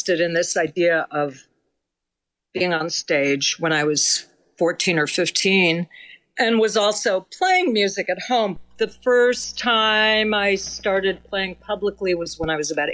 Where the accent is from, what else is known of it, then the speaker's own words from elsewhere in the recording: New York City, New York, United States; moved away as an adult; also born or lived in Boston, Massachusetts / Minnesota; now in Los Angeles, United States; I was born and raised in New York City.